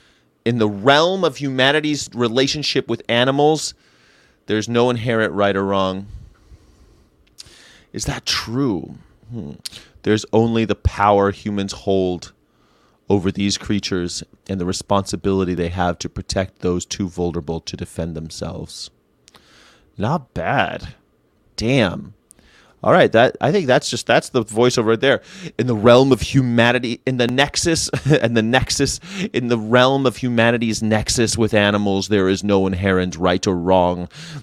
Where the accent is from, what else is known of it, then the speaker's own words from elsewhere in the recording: Florida, United States; I've been in more hurricanes and tornadoes growing up in Florida.